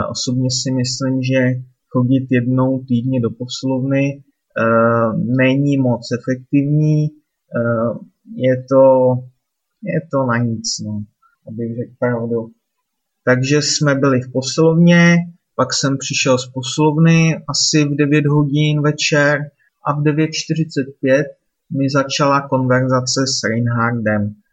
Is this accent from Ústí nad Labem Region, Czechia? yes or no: yes; Litvínov, Ústí nad Labem Region, Czechia; moved away; zítra večer po práci hned jedu domů do Litvínova, jedu se podívat za rodiči